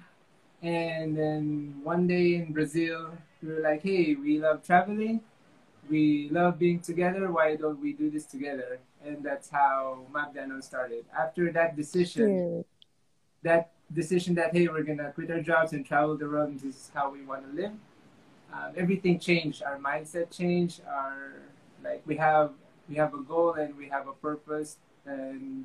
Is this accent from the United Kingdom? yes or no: no; Philippines; moved away as an adult; also born or lived in United States; I'm from the Philippines. I was raised to work hard, study hard, get a job